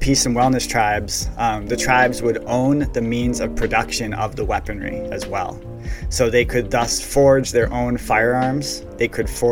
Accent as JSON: {"language": "English", "country": "United States", "said": "as an American"}